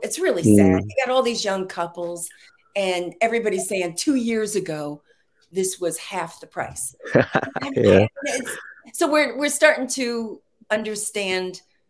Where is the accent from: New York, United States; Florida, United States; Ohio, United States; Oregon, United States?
New York, United States; now in Texas, United States; I'm from New York, and I'm not used to this.